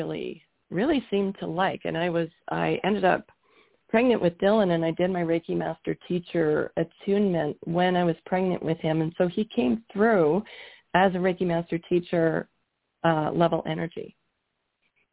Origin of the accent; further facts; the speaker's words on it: Canada; moved away as an adult; also born or lived in Toronto area, Canada / Georgia, United States; now in Colorado, United States; I'm from Canada. We were living in Canada at the time